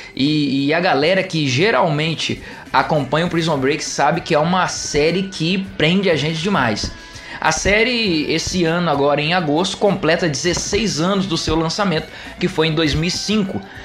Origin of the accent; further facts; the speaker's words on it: Minas Gerais, Brazil; now in Altamira, Brazil; a galera de Minas Gerais que é ali da minha da minha terrinha